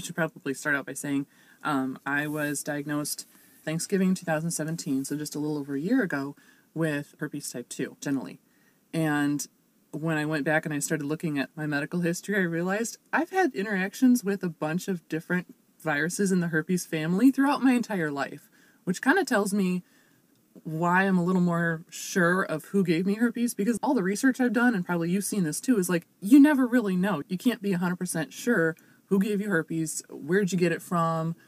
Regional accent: Chicago suburbs, Illinois, United States; moved away as an adult; now in Normal, United States; I am originally from the Chicago suburbs. I'm actually a grad student down at ISU right now

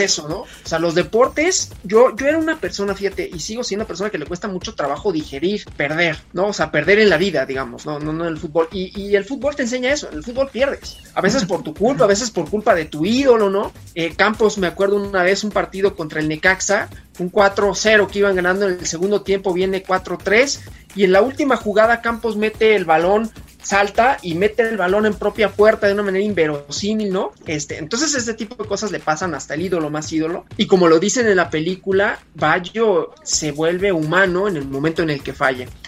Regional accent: Mexico; los mexicanos también tenemos, ¿no? De que somos como muy de, muy de la familia

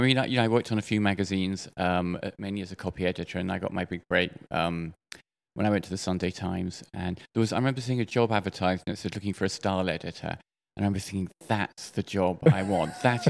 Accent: United Kingdom; Well, I'm from the UK, but my lovely mother, she married 5 times.

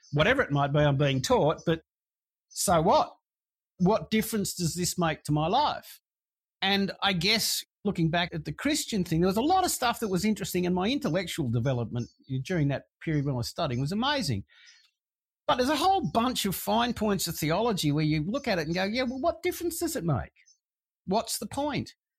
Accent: Sydney, New South Wales, Australia; I grew up in Sydney

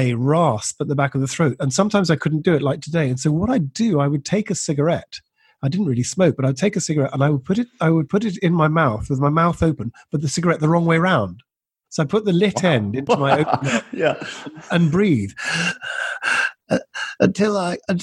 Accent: Edinburgh, Scotland, United Kingdom; I was born and brought up in Edinburgh

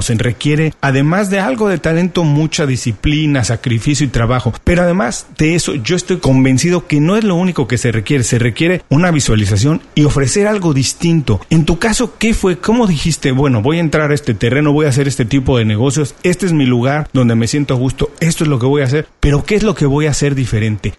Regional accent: Mexico; en México, de donde soy originario

